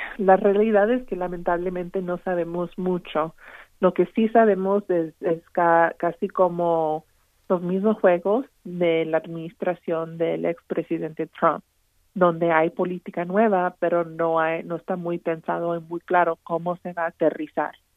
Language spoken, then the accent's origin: Spanish; Texas, United States; como tejanos